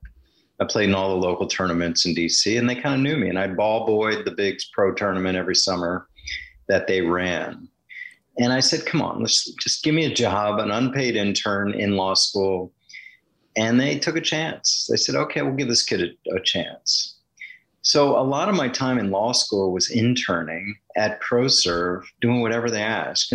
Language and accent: English; Washington, District of Columbia, United States; moved away as an adult; also born or lived in Stanford, California / Boston / Green Bay, Wisconsin; Growing up in Washington, D.C., diehard Washington, as they were called then, Redskin fan